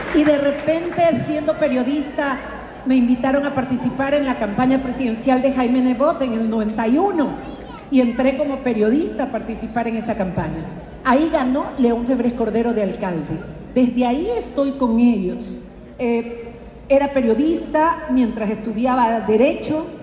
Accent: Guayaquil, Guayas, Ecuador; yo vengo de Colón y Chimborazo

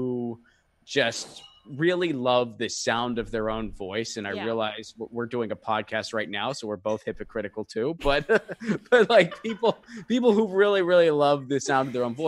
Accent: Northeast, United States; I grew up in the Northeast in an Italian-American family

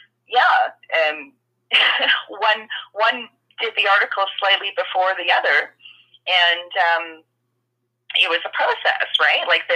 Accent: Edmonton, Alberta, Canada; I am a Canadian who was born and raised here

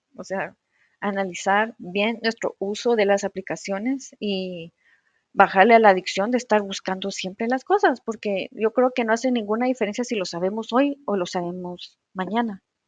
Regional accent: Guatemala; como les decimos aquí en Guatemala

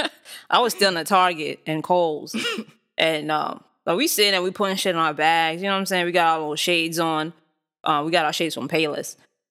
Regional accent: New York City, New York, United States; I grew up in Manhattan, lived there for a while, in a nice area of Manhattan.

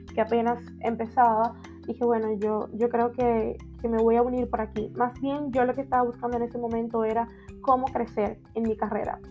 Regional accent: Dominican Republic; soy dominicana y, vivo en República Dominicana

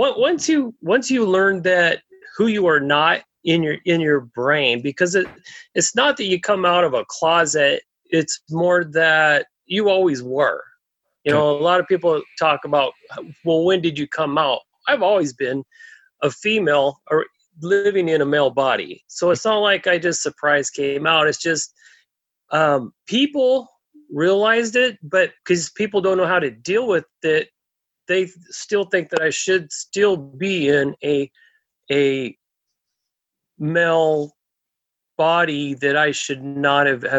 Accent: Oregon, United States; I was raised in Oregon

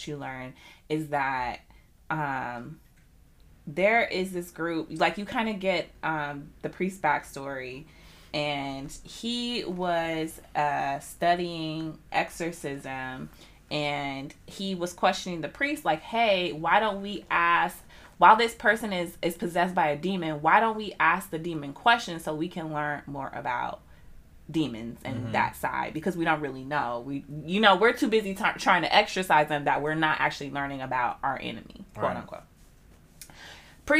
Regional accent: United States; being American

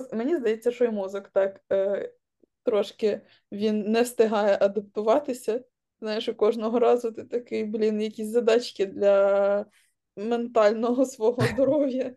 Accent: Kharkiv, Kharkiv Oblast, Ukraine; moved away as an adult; also born or lived in Kyiv; now in London, United Kingdom; я з Харкова

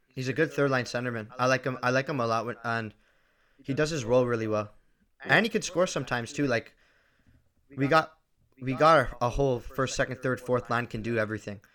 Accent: Markham, Ontario, Canada; I am from Markham, Ontario.

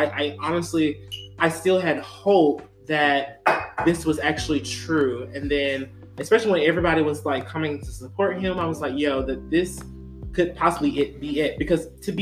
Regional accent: Mississippi, United States; I'm from Mississippi

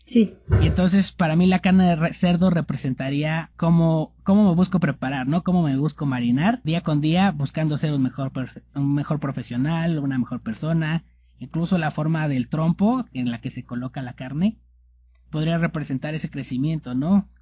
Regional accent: Mexico; nuestro país, por nuestro lugar de origen, en este caso, obviamente México

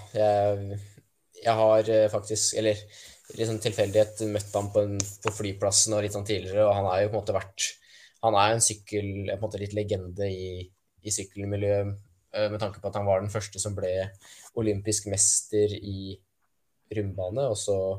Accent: Norway; profesjonell terrengsyklist som nordmann

